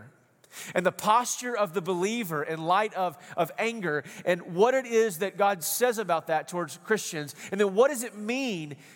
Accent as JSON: {"language": "English", "region": "East Texas", "country": "United States", "tie": "born or raised there", "said": "when I grew up out in East Texas, we're kind of country boys out there"}